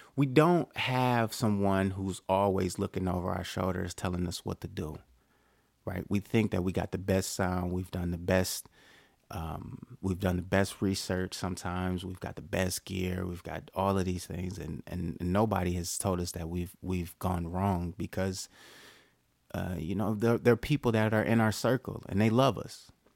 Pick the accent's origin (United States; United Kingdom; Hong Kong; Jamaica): United States; Detroit, Michigan; I'm from Detroit